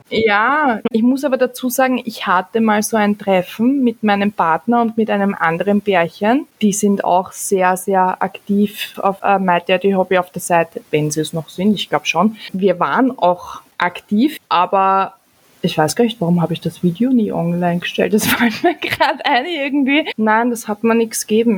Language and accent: German; Austria; bei uns in Österreich